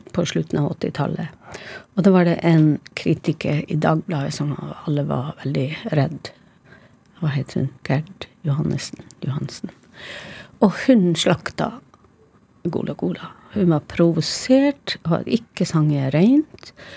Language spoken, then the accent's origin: Norwegian; Karasjok, Finnmark, Norway; Karasjok, min hjemby